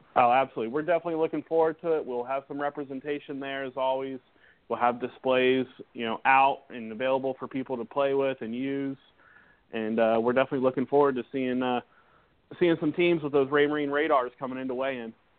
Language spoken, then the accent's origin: English; Florida, United States; back into Florida, back into my home state